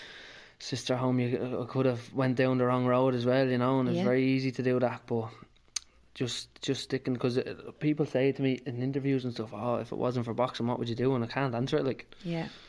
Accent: Naas, Ireland; I'm from Nace, I'm from Sarta

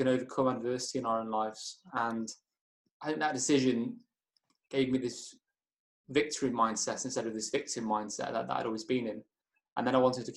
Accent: Chester, North West England, United Kingdom; moved away as an adult; now in Kendal, United Kingdom; I was brought up in Chester. I'm 24 now, but I lived there all my life until last year when I now moved to Kendal.

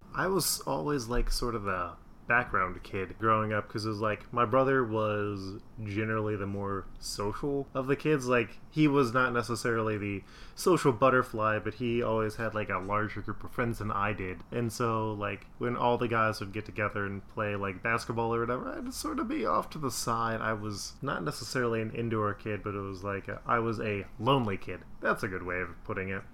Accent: West Chester, Ohio, United States; also born or lived in Indianapolis, Indiana; I was born in Indianapolis, Indiana, but my parents moved out to Westchester, Ohio, which at the time was this like small suburb area

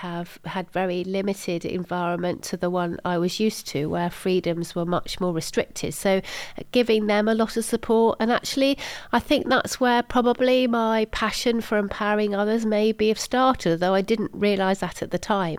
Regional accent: Salisbury, South West England, United Kingdom; also born or lived in Germany; in Salisbury in Wiltshire. So that's kind of where I sort of feel I'm from.

